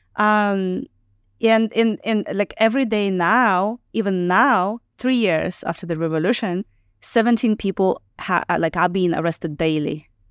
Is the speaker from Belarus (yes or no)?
yes; Belarus; moved away; also born or lived in Ukraine